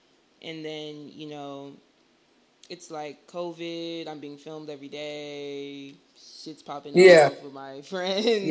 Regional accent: New Jersey, United States; I'm from Jersey

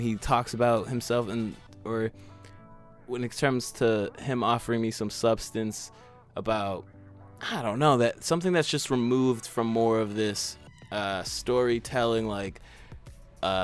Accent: Massachusetts, United States; I'm from Massachusetts

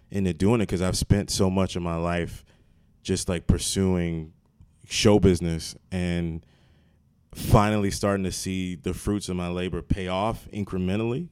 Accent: Maryland, United States; now in New Jersey, United States; I'm from Maryland

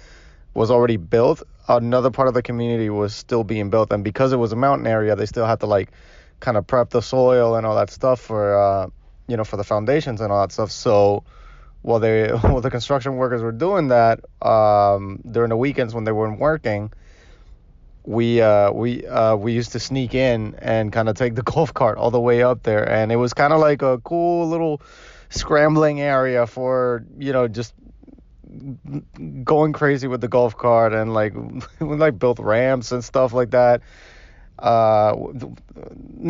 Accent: Puerto Rico; now in Miami, United States; I was born and raised in Puerto Rico

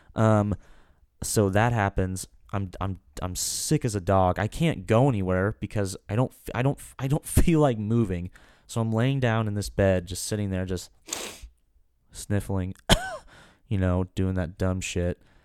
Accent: Kansas, United States; We're from Kansas

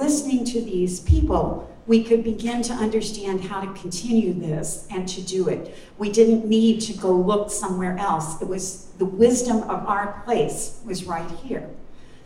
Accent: Louisville, Kentucky, United States; also born or lived in Corbin, Kentucky; I was born in Corbin. I grew up in Louisville

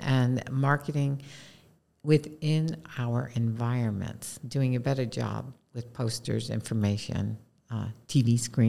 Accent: East Coast, United States; is growing up on the East Coast, we had a bottled soda called Yoo-Hoo.

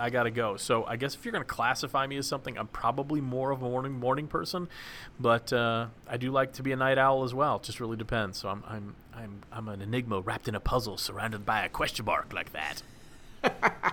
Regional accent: Dallas, Texas, United States; moved away; I grew up in Dallas

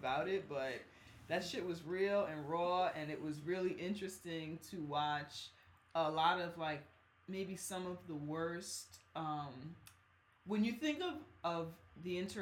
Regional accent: New York, United States; We in New York. This is my hometown

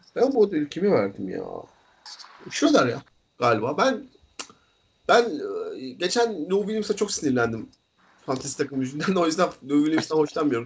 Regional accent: İzmir, Turkey; İzmir'de- İzmir'de büyüdük ikimiz de.

